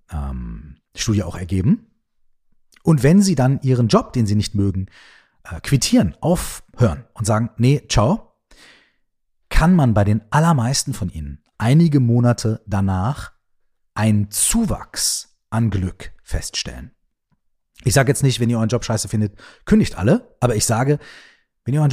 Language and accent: German; Minden, North Rhine-Westphalia, Germany; ich wohne in, weiß ich nicht, Minden, ja, meiner Heimatstadt.